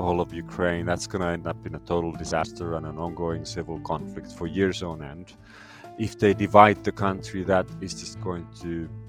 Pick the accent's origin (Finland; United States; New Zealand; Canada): Finland; moved away; I'm originally from Finland